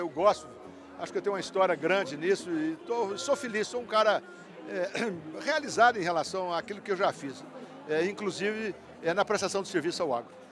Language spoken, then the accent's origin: Portuguese; Uberaba, Minas Gerais, Brazil